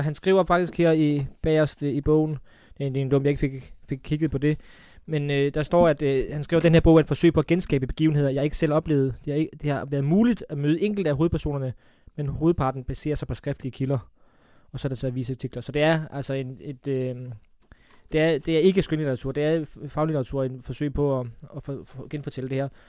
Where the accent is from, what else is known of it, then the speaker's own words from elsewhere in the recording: Funen, Southern Denmark, Denmark; folk kan jo høre på mig, jeg er fra Fyn